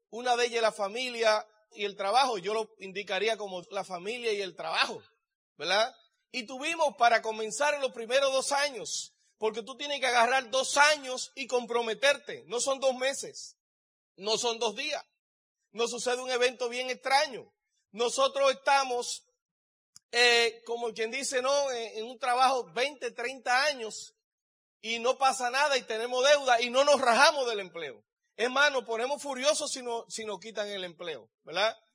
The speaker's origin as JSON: {"language": "Spanish", "country": "Dominican Republic", "lives_now": "United States", "said": "Yo vengo de la República Dominicana y estoy aquí en California con ustedes."}